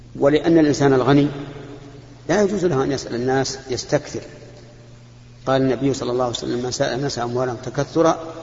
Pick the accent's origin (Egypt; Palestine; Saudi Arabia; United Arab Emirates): Saudi Arabia; هنا عندنا في المملكة العربية السعودية